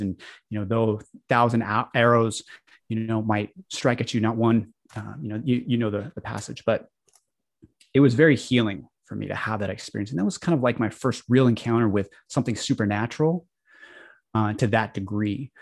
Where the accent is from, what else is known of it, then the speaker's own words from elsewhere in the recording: Colorado, United States; I grew up in the Baptist church in Colorado